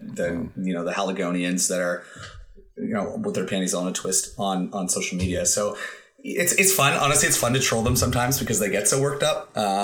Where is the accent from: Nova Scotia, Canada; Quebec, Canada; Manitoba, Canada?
Nova Scotia, Canada; I went to university there. I love the city. I grew up in Nova Scotia